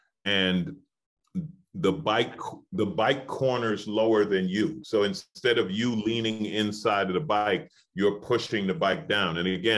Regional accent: New York City, New York, United States; I grew up in New York City.

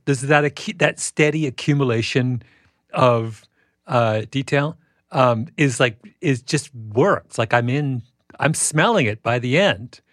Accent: Canada; moved away; also born or lived in England; growing up in Canada

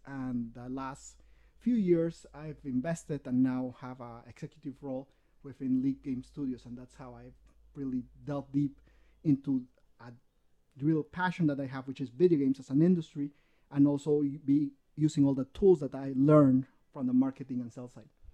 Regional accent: Peru; English is a second language; I'm born, raised in Peru

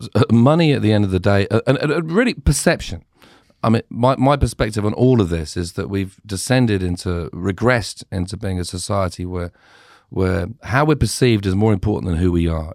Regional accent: United Kingdom; growing up in Britain

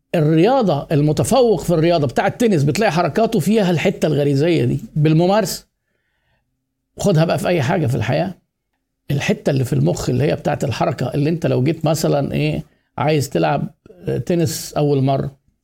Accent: Egypt; إحنا عندنا في مصر

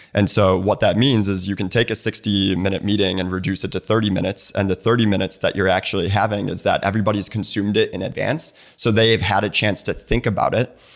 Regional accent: Naperville, Illinois, United States; moved away as an adult; also born or lived in Bloomington, Indiana / Santa Monica / San Mateo / Bay Area; now in Atlanta, United States; My mom was born and raised in Naperville. That's where I was born and raised.

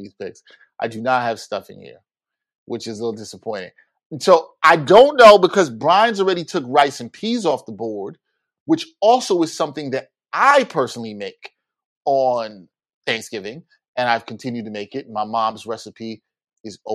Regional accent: New York City, New York, United States; I'm from East Flatbush, Brooklyn

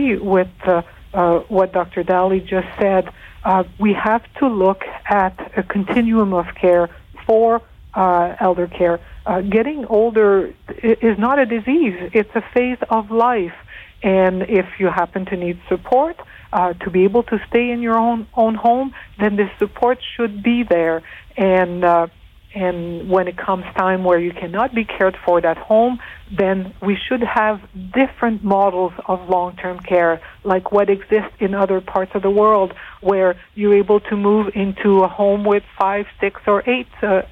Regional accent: Northern Ontario, Canada; I'm from Northern Ontario.

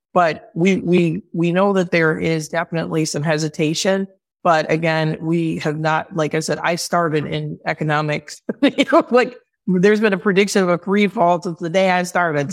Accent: Chicago, Illinois, United States; moved away as an adult; now in Oakland, United States; I'm from Chicago. I moved to Oakland for this role

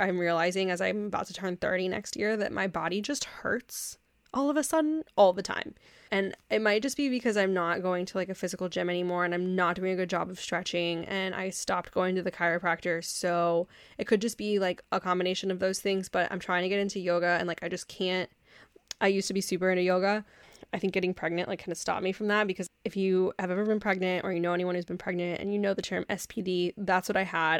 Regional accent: Texas, United States; I grew up in Texas

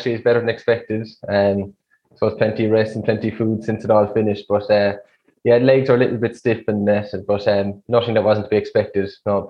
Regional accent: Youghal, Munster, Ireland; I'm from Youghal. I'm a primary teacher in Youghal. I'm 27 years old.

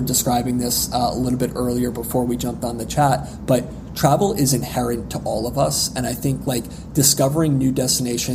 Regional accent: northern New Jersey, United States; I grew up in northern New Jersey

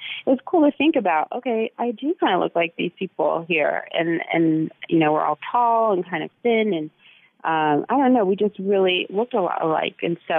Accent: Texas, United States; born there; I'm like, Texas, you know, I was born in Texas, and they'd be like shocked.

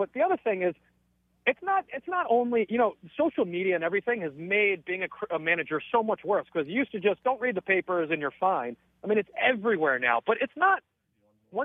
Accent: United States; being an American in quote-unquote their game.

